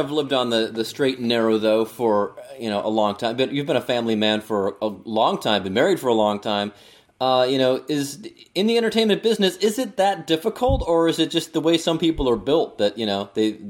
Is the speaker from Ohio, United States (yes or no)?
yes; Cleveland, Ohio, United States; also born or lived in Pittsburgh; now in Cincinnati, United States; I'm not from here originally, although I've lived here for 25 years. I'm from Cleveland. I lived in Pittsburgh for a while